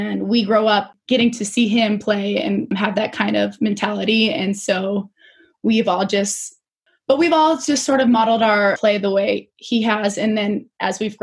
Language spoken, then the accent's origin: English; Spokane, Washington, United States; born or raised there; also born or lived in Salt Lake City, Utah